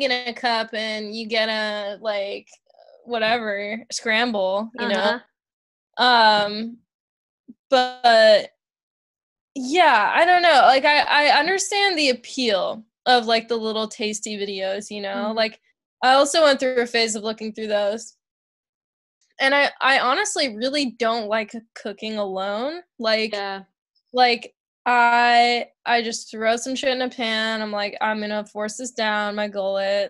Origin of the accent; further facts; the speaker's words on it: Bay Area, California, United States; moved away as an adult; also born or lived in Wisconsin; I grew up in the Bay Area